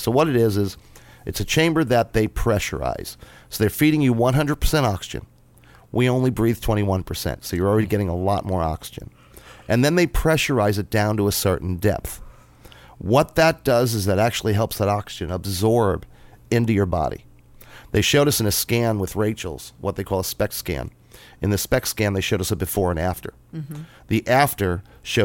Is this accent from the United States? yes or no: yes; New York, United States; moved away as an adult; now in Columbus, Indiana, United States; I'm a New Yorker